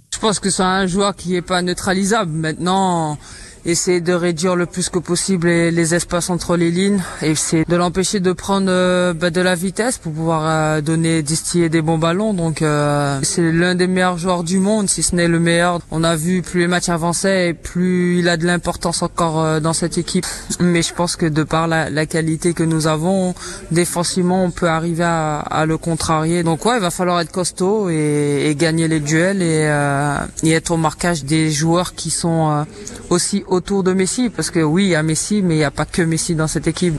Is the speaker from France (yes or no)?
yes; France